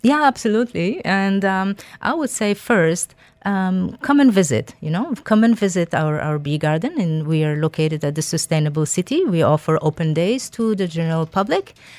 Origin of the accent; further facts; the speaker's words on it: Algeria; moved away; I am originally from Algeria